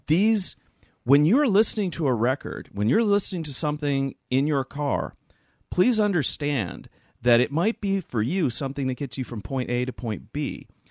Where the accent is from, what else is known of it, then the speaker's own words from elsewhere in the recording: Virginia, United States; growing up in Virginia